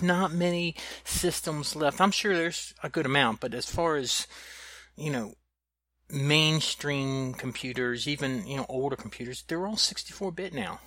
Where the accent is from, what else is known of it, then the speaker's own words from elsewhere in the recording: the South, United States; I'm from the South